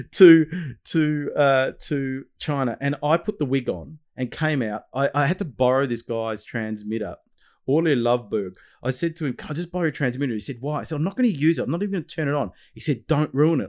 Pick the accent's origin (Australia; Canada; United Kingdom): Australia; your Australian father